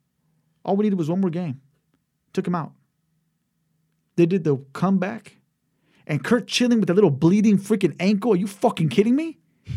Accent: California, United States; You know, California.

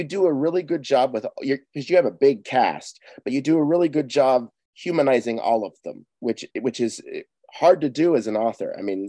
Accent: Seattle, Washington, United States; Because I'm from Seattle.

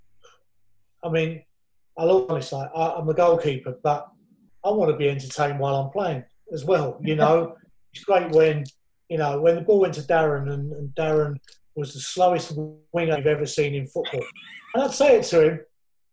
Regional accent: Essex, East of England, United Kingdom; I grew up together in Essex schools

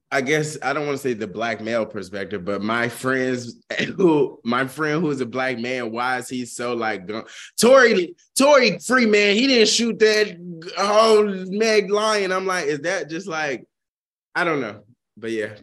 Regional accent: the South, United States; a person growing up in the South

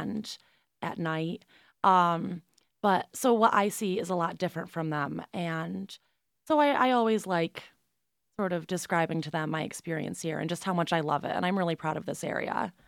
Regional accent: Binghamton, New York, United States; I'm from Binghamton originally. I grew up here, and I went to Binghamton High School

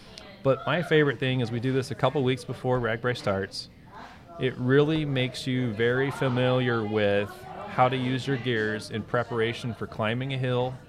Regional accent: Austin, Texas, United States; moved away; I'm a Texas guy. I grew up in the South.

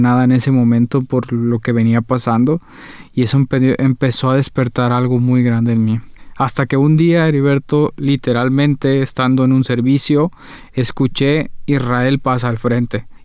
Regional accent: Guadalajara, Jalisco, Mexico; also born or lived in Paraguay; Yo soy mexicano, nací en la ciudad de Guadalajara, Jalisco, es la segunda ciudad más grande de México, aproximadamente 7 millones de habitantes. Ahí fue donde crecí

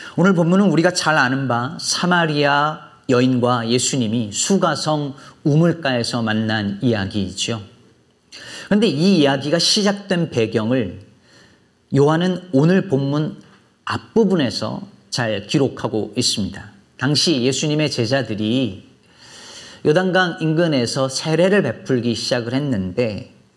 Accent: Jecheon, North Chungcheong, South Korea; now in Chicago, United States; 제 고향이 충북 제천인데

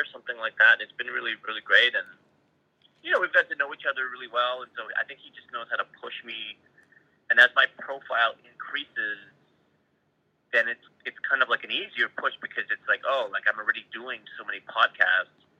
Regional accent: Canada; I'm Canadian

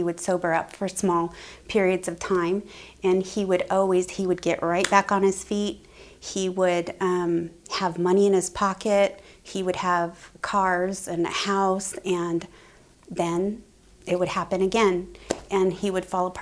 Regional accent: Grants Pass, Oregon, United States; I was born and raised in Grants Pass

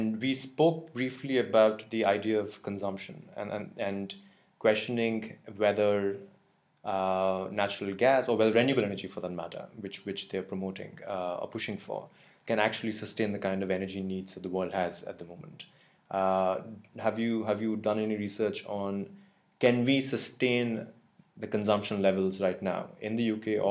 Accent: India; moved away; I come from India

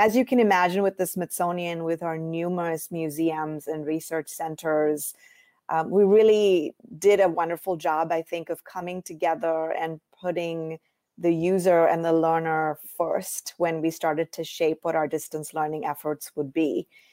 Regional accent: India; moved away as an adult; also born or lived in Iowa, United States; now in United States; I grew up in India

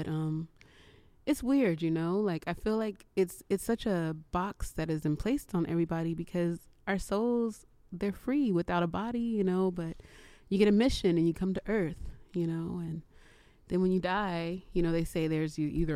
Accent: San Francisco, California, United States; I grew up in the Castro, city of rainbows right there

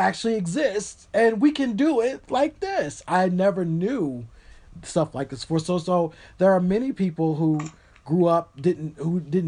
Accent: Tennessee, United States; I was raised in Tennessee

